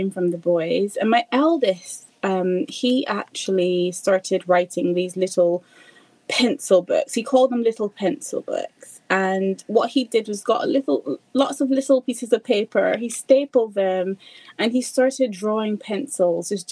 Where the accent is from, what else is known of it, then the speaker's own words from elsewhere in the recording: Barbados; moved away as an adult; now in United Kingdom; I'm originally from Barbados. My husband is as well, but we're based in the UK.